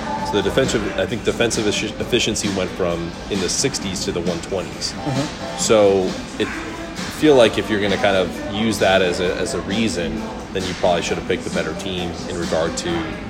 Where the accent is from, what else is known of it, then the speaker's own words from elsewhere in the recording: the North, United States; now in North Carolina, United States; I'm from the North.